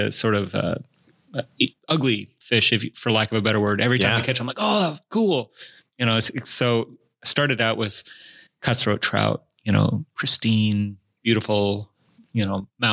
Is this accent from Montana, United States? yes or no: yes; Western Montana, United States; I grew up in Montana, yeah, Western Montana